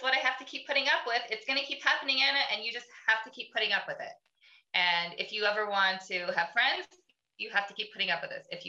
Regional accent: Canada; I'm Canadian. We all skate

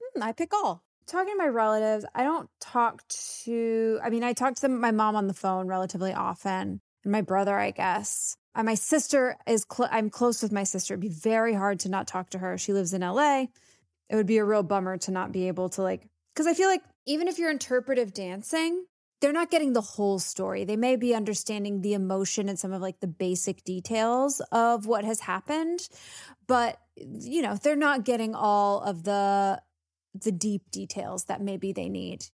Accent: the South, United States; I'm from the South.

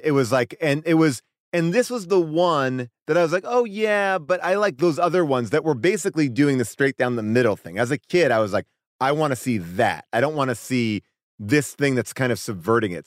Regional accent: New York, United States; I grew up in New York

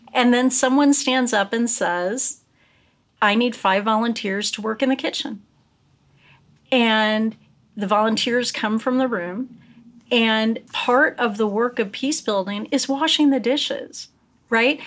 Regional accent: United States; I'm an American

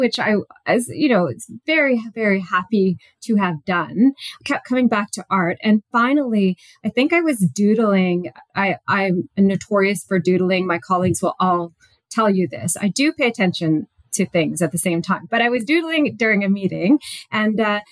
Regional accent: British Columbia, Canada; also born or lived in New Westminster, British Columbia / Vancouver Island; now in Innisfil, Canada; I'm originally from British Columbia, so I grew up there. I was born there in New Westminster

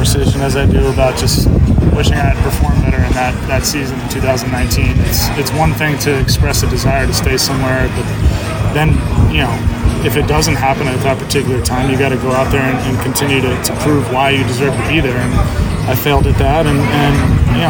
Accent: New Jersey, United States; also born or lived in Vermont; where I grew up in New Jersey

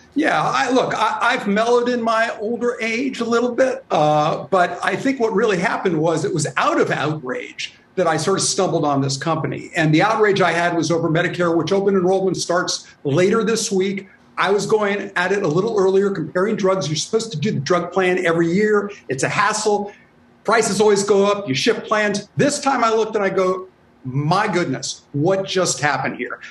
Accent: Chicago, Illinois, United States; Growing up in Little Village, a Latino community on Chicago's southwest side

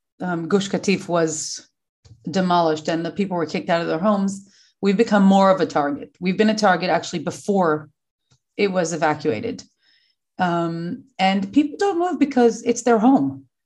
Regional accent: New York City, New York, United States; moved away as an adult; now in Sderot, Israel; like Rivki said, I live in Sderot. Originally, I'm from New York. I was Rivki's sister's classmate, Chani. Grew up in Crown Heights, raised, went to Beis Rivka.

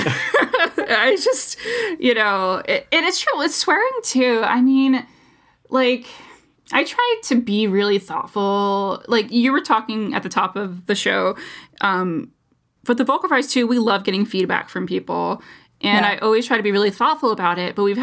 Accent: United States; as an American, through and through

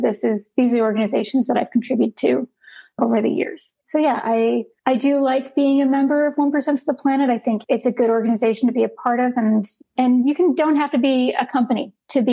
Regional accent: Los Angeles, California, United States; moved away; I grew up in Los Angeles

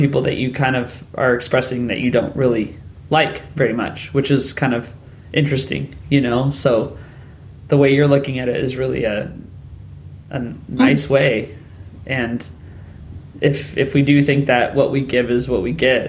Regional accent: United States; first language English; now in United Kingdom; English was my first language. I come from the United States

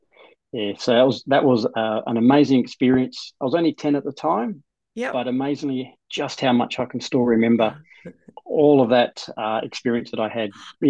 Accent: Queensland, Australia; also born or lived in Perth, Western Australia; So I was born and grown up for the first couple of years in Perth before moving to Queensland for a number of years. I think we're about there for about 6 or 7 years.

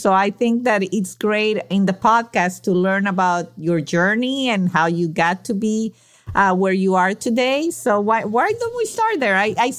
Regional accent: Venezuela; moved away; well, I'm from Venezuela.

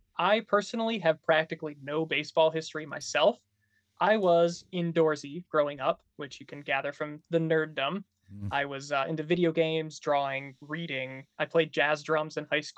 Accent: Bay City, Michigan, United States; now in Lansing, United States; I'm from Bay City originally

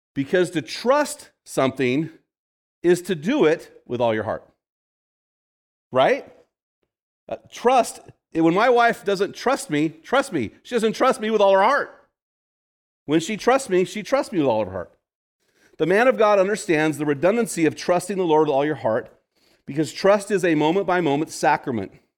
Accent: California, United States; moved away; I'm from California

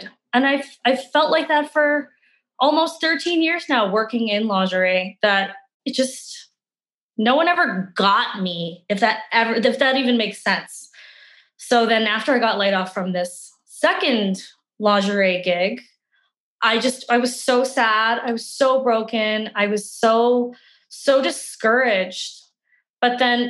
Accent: Calgary, Alberta, Canada; Well, I am originally from Calgary. I'm one of those few like born and bred Calgarians. I've been here my whole life.

